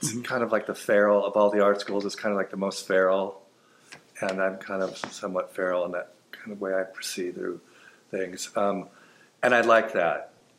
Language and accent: English; Los Angeles, California, United States; I am from Hollywood, California.